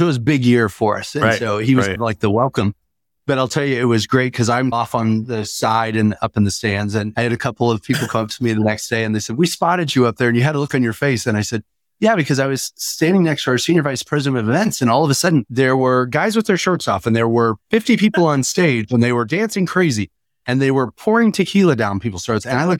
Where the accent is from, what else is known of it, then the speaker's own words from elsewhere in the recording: Wyoming, United States; Maybe that's because I was born in Wyoming.